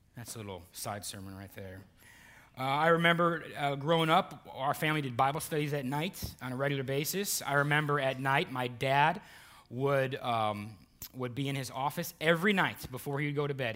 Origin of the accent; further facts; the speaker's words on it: Burton, Ohio, United States; moved away; I have lifelong friends, uh, from, from Cleveland, Ohio, and, and my hometown